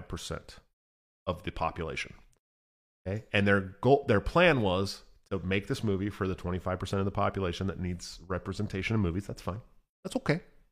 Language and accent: English; San Francisco, California, United States; I grew up in San Francisco, dude.